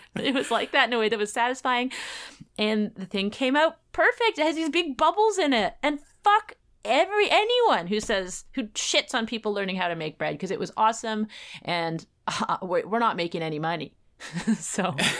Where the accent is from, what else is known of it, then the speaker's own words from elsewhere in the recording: Canada; as a Canadian